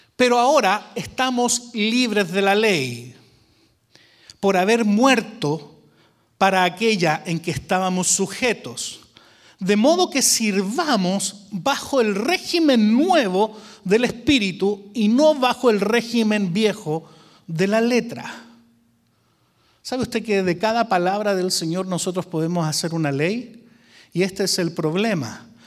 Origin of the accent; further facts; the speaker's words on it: Chile; now in Arlington, Texas, United States; Yo soy chileno, hace como un año ya me hice americano